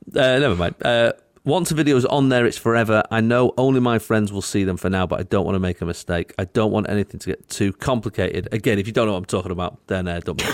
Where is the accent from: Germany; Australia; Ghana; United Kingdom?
United Kingdom; I'm British